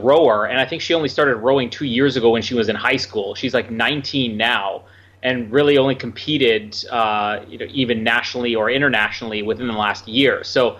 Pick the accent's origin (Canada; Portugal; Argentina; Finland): Canada; Winnipeg, Manitoba; One, it's in my hometown.